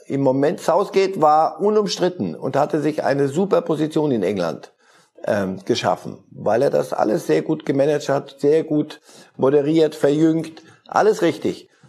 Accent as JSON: {"language": "German", "country": "Switzerland", "said": "Als Schweizer"}